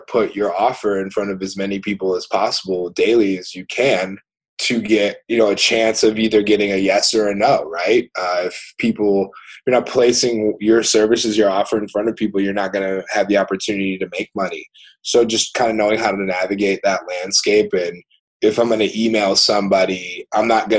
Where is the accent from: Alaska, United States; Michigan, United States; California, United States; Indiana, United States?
Michigan, United States; Rochester; also born or lived in Norway; I grew up in Rochester.